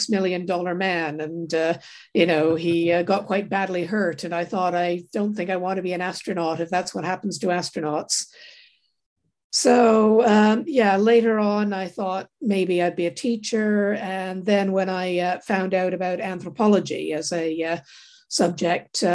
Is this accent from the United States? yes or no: no; Toronto, Ontario, Canada; I grew up in Toronto in Canada.